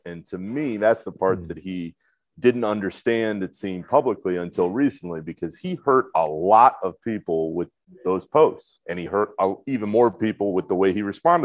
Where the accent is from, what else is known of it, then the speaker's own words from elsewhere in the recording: Orlando, Florida, United States; I grew up in Orlando